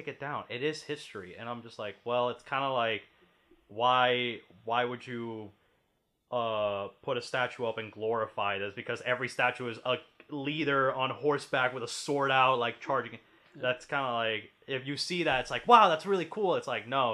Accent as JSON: {"language": "English", "country": "Puerto Rico", "moved": "yes", "said": "we're also from Puerto Rico"}